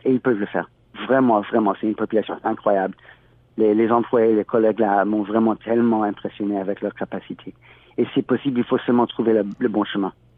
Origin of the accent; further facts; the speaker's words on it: California, United States; moved away as an adult; also born or lived in Haiti; now in Toronto, Canada; chez moi en Californie